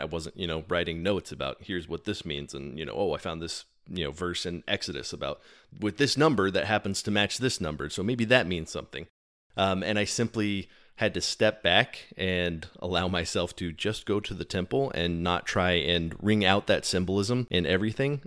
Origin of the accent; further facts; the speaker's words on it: Texas, United States; I am from Texas